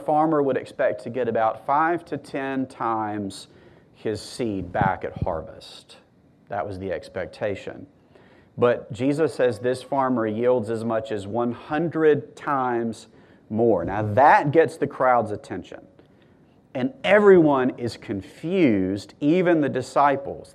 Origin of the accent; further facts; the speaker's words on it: Mississippi, United States; I'm from Mississippi.